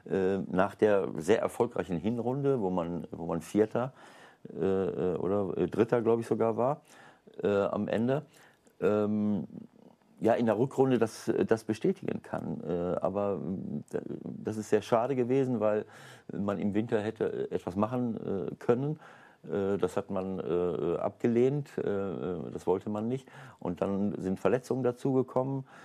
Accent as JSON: {"language": "German", "town": "Paderborn", "region": "North Rhine-Westphalia", "country": "Germany", "said": "wo, äh, keine Ahnung, der Paderborner Stadtanzeiger vielleicht noch zuguckt. äh, ich äh, ich, ich komme zwar aus der Gegend."}